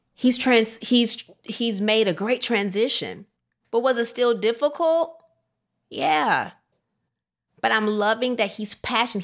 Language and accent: English; Rockford, Illinois, United States; moved away; I loved my hometown of Rockford, Illinois